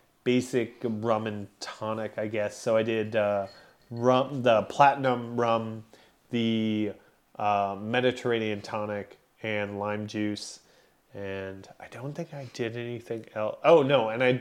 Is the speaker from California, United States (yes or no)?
yes; Glendale, California, United States; also born or lived in Burbank; I grew up in Glendale, Burbank.